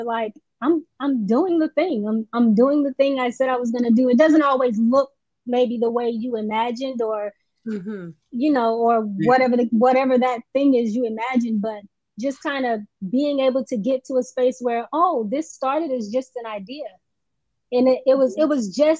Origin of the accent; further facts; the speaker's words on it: Oakland, Florida, United States; moved away as an adult; also born or lived in Atlanta; now in Los Angeles, United States; I'm originally from Florida. From a very small town in Florida. It's Oakland, Florida.